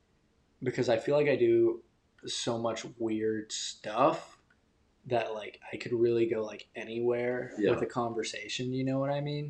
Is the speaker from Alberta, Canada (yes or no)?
no; Toronto, Ontario, Canada; now in United States; as a child born in Canada, I am like a citizen